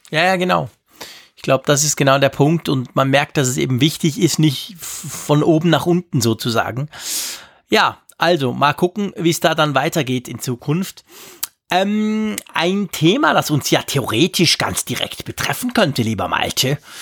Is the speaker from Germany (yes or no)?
no; Switzerland; Gerade als Schweizer